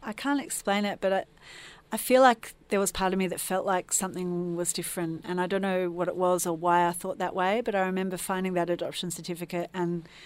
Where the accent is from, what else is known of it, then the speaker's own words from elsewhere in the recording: Adelaide, South Australia, Australia; moved away as an adult; now in Melbourne, Australia; I've been living in Melbourne for about 25 years, but I actually was born and raised in Adelaide